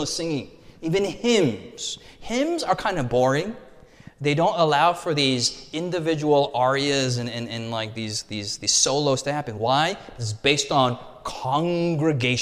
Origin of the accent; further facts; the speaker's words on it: United States; I'm an American